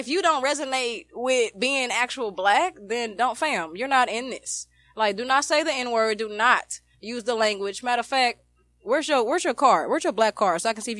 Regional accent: United States; We're black American to them.

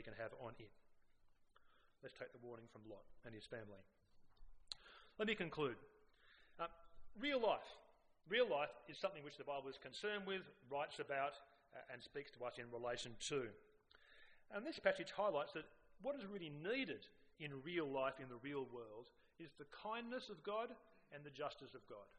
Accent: Sydney, New South Wales, Australia; I grew up on the North Shore, and which was a fairly achievement-orientated culture

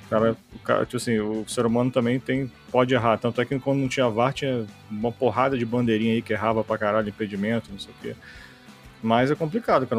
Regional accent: Rio de Janeiro, Brazil; na minha infância no Rio de Janeiro, quando jogava pelado com meus amigos

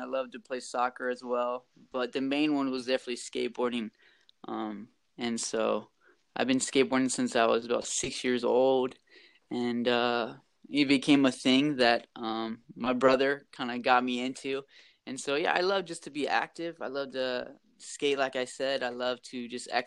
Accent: Rock Island, Illinois, United States; moved away as an adult; also born or lived in Latin America; now in Dominican Republic; I'm from the Quad Cities. I grew up in Rock Island. So I lived here until I was about 18

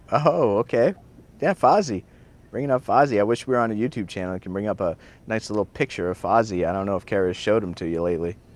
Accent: Sioux City, Iowa, United States; moved away; I'm from Sioux City, Iowa

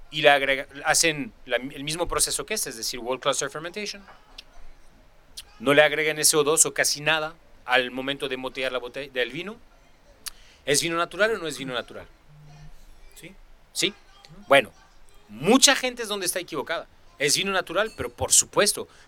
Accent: Mexico; yo soy mexicano, sin quiero que sea, o sea, pero pero de México país.

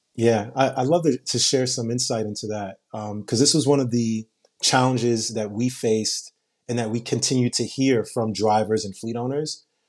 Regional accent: New York City, New York, United States; I grew up in Brooklyn and in Queens where dollar vans are popular

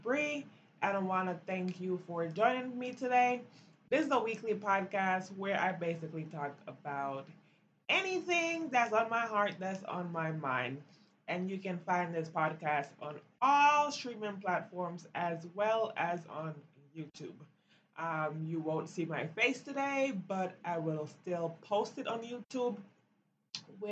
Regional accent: Belize; now in United States; growing up in Belize

